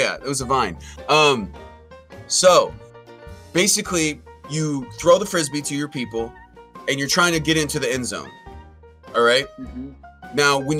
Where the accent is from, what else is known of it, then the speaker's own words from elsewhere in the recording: San Francisco Bay Area, California, United States; And I'm born and raised in the San Francisco Bay Area.